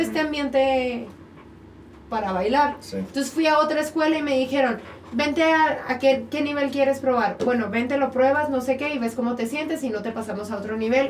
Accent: Cuauhtémoc, Chihuahua, Mexico; now in Mexico City, Mexico; yo también soy de Cuauhtémoc, Chihuahua

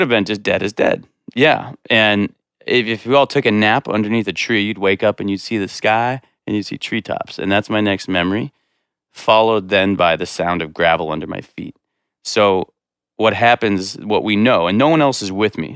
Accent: Corwin Springs, Montana, United States; I grew up in Corwin Springs, like a mile down the road

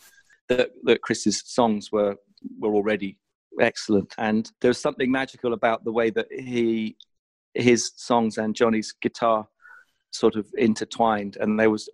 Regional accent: Southampton, South East England, United Kingdom; I had lived next door to a drummer when we were growing up in Southampton

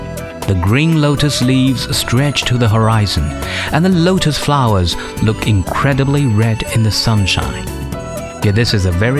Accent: Hangzhou, Zhejiang, China; Hangzhou city, which is my hometown

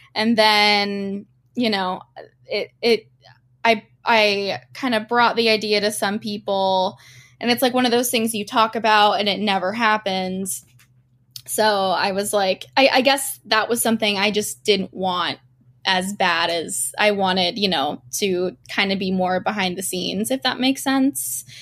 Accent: Doylestown, Pennsylvania, United States; growing up in Doylestown was, like, hang out in Doylestown Borough

